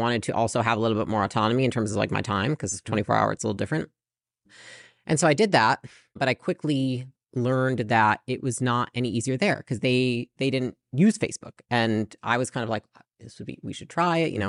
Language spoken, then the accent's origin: English; Portage, Michigan, United States; moved away as an adult; also born or lived in California; So I lived in Portage, Michigan, pretty small town.